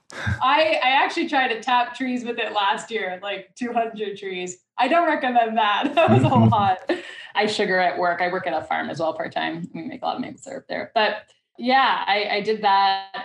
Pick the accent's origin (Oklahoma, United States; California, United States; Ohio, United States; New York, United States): New York, United States; New York City; moved away; I grew up in the Bronx in New York City